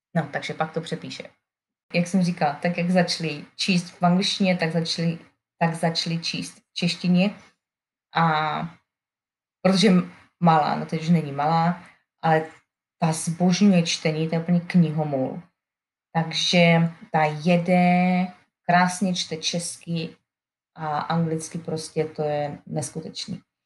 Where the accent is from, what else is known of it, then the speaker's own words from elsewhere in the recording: Czechia; first language Czech; moved away as an adult; now in Alabama, United States; jak se snažím vychovat své děti, aby mluvili česky, Eh, tady v Americe